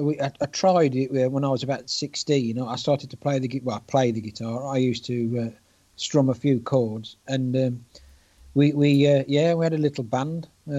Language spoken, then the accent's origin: English; Halesowen, West Midlands, United Kingdom; I'm from Hales Owen, which is in the West Midlands.